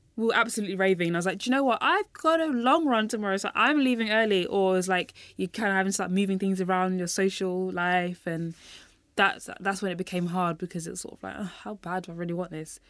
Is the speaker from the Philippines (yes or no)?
no; London, United Kingdom; I was born and raised in London